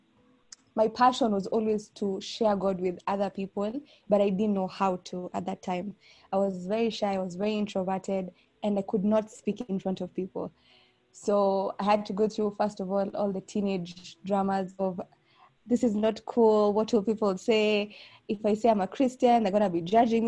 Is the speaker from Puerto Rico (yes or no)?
no; Nairobi, Kenya; I'm from Nairobi, Kenya